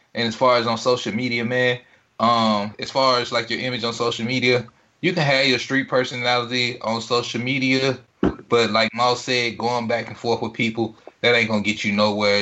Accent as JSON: {"language": "English", "town": "Greenville", "region": "Mississippi", "country": "United States", "tie": "born or raised there", "said": "coming from Greenville, growing up in Greenville, doing music in Greenville"}